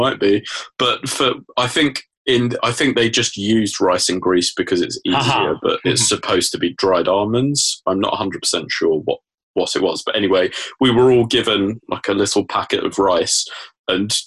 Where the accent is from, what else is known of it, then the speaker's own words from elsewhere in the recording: England, United Kingdom; I'm an Englishman abroad